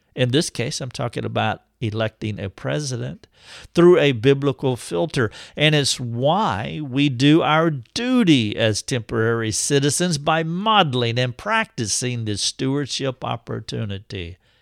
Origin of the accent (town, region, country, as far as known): United States